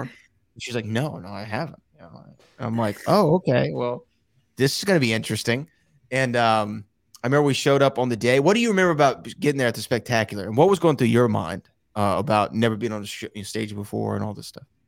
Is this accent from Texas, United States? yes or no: yes; Houston, Texas, United States; it's in my hometown, that the Houston live event